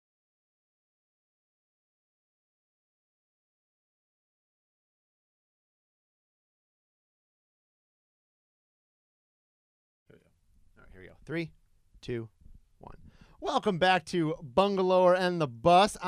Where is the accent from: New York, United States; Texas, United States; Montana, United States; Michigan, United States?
Michigan, United States; moved away; almost Canadian, being from Michigan